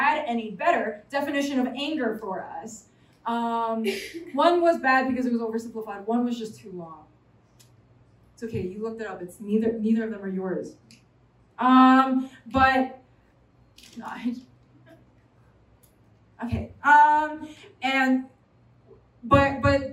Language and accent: English; New York City, New York, United States; I'm a New Yorker, okay? I come from New York City.